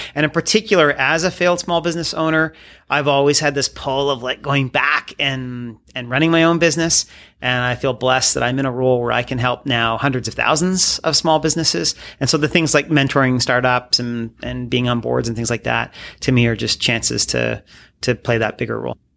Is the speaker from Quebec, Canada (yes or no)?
no; Midhurst, Ontario, Canada; also born or lived in Sarnia, Ontario; I grew up in Sarnia, so uh, close to Michigan